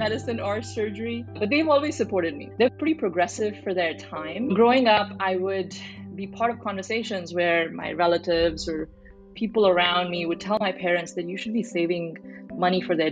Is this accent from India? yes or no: yes; New Delhi, Delhi, India; moved away as an adult; now in United States; I grew up in India, so I'm a first generation immigrant. I grew up mostly in New Delhi, did most of my education there.